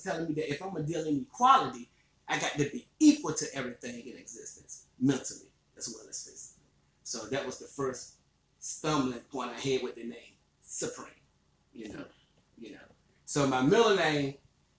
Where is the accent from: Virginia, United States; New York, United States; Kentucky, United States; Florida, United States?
Virginia, United States; Emporia; now in Richmond, United States; I was born and raised in Emporia, Virginia